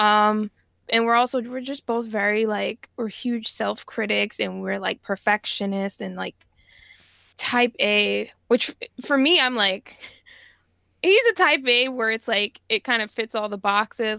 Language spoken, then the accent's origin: English; Jamaica; I'm Jamaican, and, you know, ginger tea is just, like, a big part of our culture